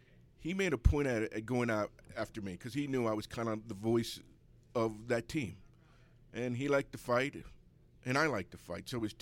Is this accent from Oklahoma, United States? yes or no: no; Baltimore, Maryland, United States; also born or lived in Essex, Maryland / Owings Mills, Maryland; I'm from East Baltimore.